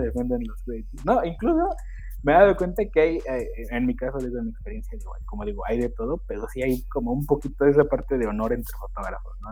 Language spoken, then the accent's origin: Spanish; Xochitepec de Aldama, Mexico; mi pueblo, que es Xochitepec de Aldama